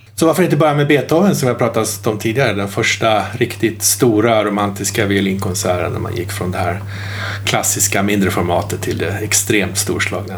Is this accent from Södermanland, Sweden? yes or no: yes; Malmköping, Södermanland, Sweden; hemma i Malmköping